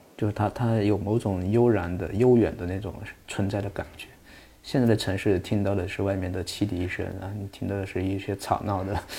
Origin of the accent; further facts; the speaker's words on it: Hunan, China; 我们湖南老家那地方，我们属于丘陵地貌